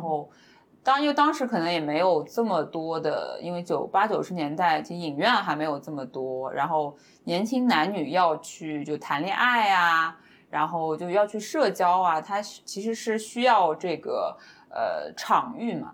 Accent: Shanghai, China; 小柯姐姐跟我算是都是上海人嘛

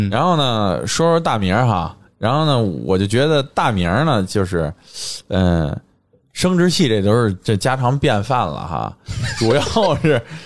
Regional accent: China; 我们作为一个中国人

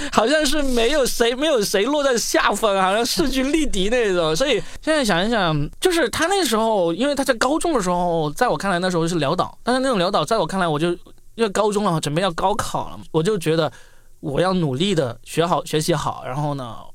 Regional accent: Guangdong, China; moved away; 看看我们这个广东最穷的地方，看看这个要是读不好书就没有出路的地方

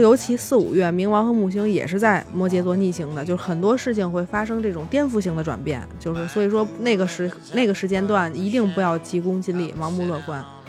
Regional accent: China; 我们中国人

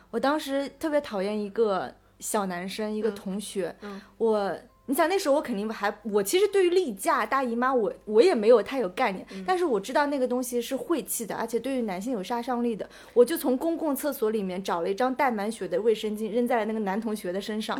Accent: China; 因为我们中国人去欧洲是需要办签证

